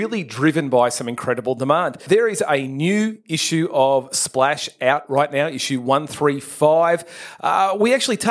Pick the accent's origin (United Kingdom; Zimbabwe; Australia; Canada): Australia; Melbourne, Victoria; I grew up in Melbourne